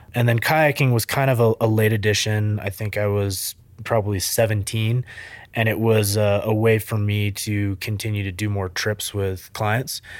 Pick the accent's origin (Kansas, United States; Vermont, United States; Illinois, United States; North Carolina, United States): Vermont, United States; central; So I grew up in Vermont, a tiny little town. People might be familiar with Rutland, Vermont, Killington, Vermont, that area, central Vermont.